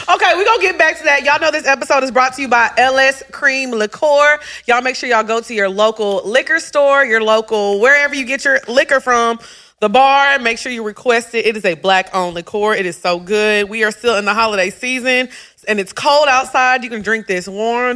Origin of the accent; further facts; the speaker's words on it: United States; growing up in America